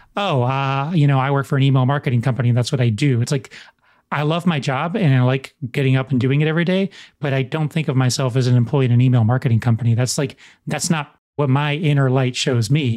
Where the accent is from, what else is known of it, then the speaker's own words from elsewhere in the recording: United States; in American culture